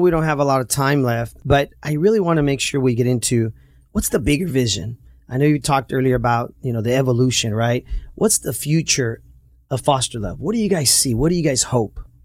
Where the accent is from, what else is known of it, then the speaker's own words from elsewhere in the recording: Santa Ana, California, United States; I grew up in Santa Ana and we grew up through some tough times